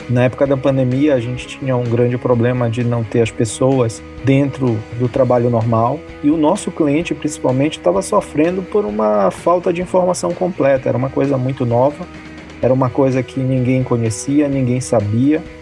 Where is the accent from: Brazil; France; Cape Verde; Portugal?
Brazil; Pará; also born or lived in abroad; sou paraense, um paraense que já rodou o mundo aí. Já morei 11 anos fora do Brasil e em mais de 12 países.